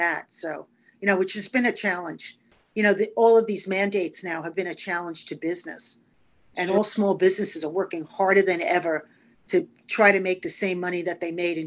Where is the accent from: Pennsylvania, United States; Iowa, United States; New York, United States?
New York, United States; New York City; also born or lived in Manhattan; I grew up in Brooklyn, New York. Been a New Yorker my whole life